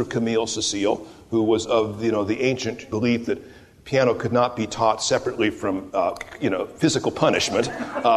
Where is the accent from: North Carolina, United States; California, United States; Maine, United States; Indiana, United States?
California, United States; Hawthorne; moved away as an adult; also born or lived in Sonoma County / Washington; It's a pleasure to be back in my hometown.